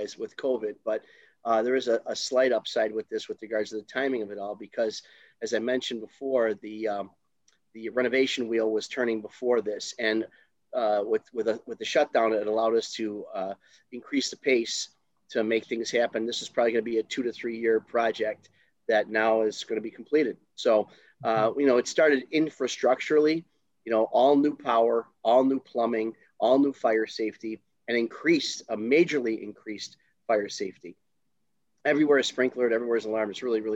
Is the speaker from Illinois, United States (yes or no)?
yes; Chicago, Illinois, United States; now in St. Charles, United States; I am originally from Taylor Street in Chicago.